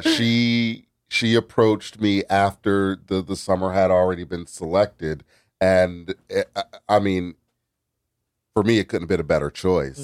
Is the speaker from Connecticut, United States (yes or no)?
yes; New Haven, Connecticut, United States; I grew up in New Haven. I went to Wilbur Cross